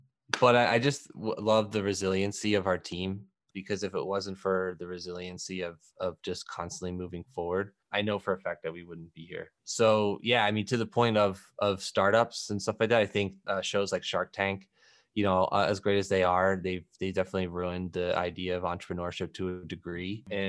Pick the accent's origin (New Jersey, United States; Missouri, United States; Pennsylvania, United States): Pennsylvania, United States; Philadelphia; I'm from Philadelphia. So I'm a big NBA guy.